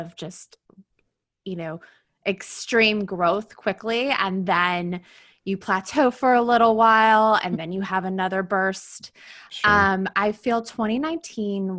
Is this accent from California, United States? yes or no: no; Tennessee, United States; moved away as an adult; also born or lived in Birmingham, Alabama; now in New York City, United States; I am from Tennessee originally